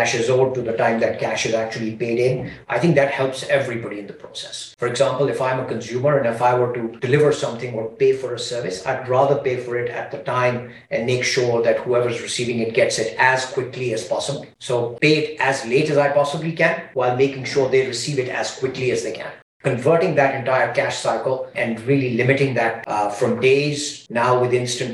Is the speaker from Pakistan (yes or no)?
yes; Pakistan; moved away; I'm originally from Pakistan